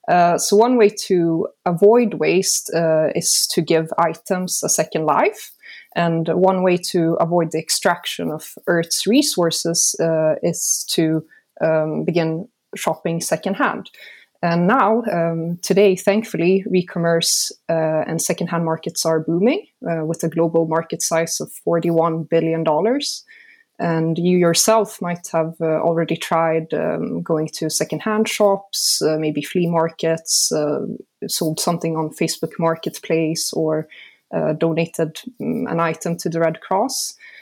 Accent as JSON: {"language": "English", "country": "Sweden", "moved": "yes", "lives_now": "Switzerland", "said": "So I'm from Sweden, but I've lived in Switzerland most of my life."}